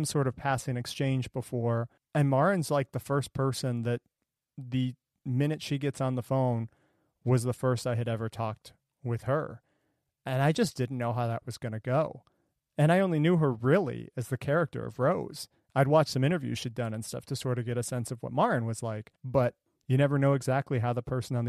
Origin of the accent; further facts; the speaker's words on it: Ohio, United States; moved away as an adult; also born or lived in Brookline, Massachusetts; I'm from Ohio originally, so I didn't have family here